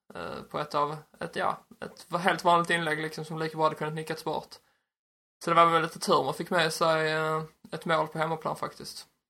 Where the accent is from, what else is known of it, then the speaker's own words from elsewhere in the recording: Ystad, Skåne, Sweden; jag är uppväxt i Ystad